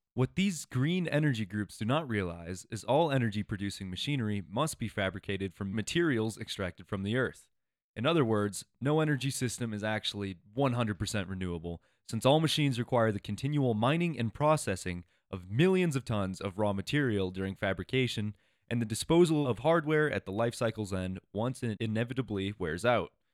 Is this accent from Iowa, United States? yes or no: yes; Iowa, United States; moved away as an adult; also born or lived in Colorado; I grew up in Iowa, and every time I would come out to Colorado for school